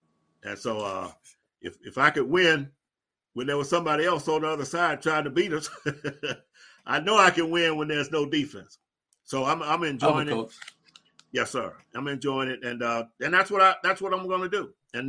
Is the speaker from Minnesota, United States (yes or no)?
no; Ohio, United States; When I first got here, I'm coming from Ohio, you know, and I've been used to the cold.